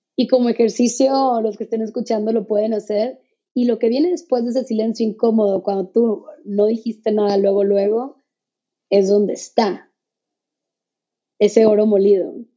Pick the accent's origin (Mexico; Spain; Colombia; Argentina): Mexico; como mexicanos